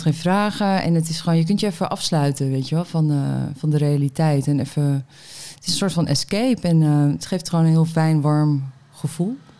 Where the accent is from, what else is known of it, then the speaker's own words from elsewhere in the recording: Meppel, Drenthe, Netherlands; now in Amsterdam, Netherlands; ben in Meppel geboren